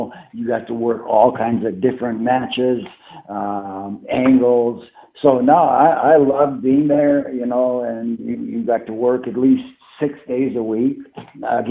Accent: Canada; moved away; myself being a Canadian citizen

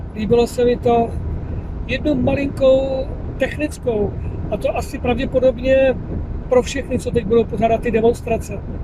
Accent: Czechia; jsem vlastně Čech

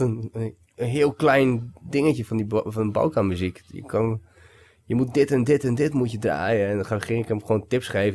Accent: Bulgaria; moved away; also born or lived in Vienna, Austria / Netherlands; bij mijn opa en oma ook opgegroeid toen ik in Bulgarije woonde. En toen gingen we naar Wenen.

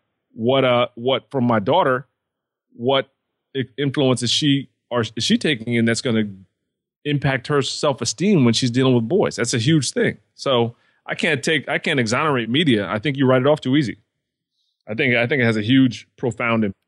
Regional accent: outside of New York, United States; I grew up outside of New York

